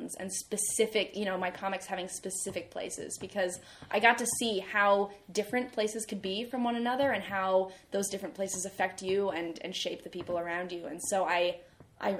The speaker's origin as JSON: {"language": "English", "town": "Austin", "region": "Texas", "country": "United States", "tie": "born or raised there", "also_born_or_lived": "California / Montclair, New Jersey / Vermont", "moved": "as an adult", "said": "born in California. And then I lived in Montclair, New Jersey from age 1 to 10. And then we moved to Austin, Texas."}